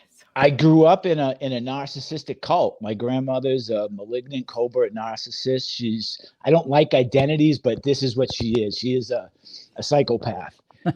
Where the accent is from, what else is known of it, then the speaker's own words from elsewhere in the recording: north of Boston, Massachusetts, United States; moved away; also born or lived in Salem, Massachusetts / south Florida; I grew up in Boston, 15 minutes north of Boston, born in Salem, Massachusetts. you know, I'm 25% Irish, Italian, French, and Polish.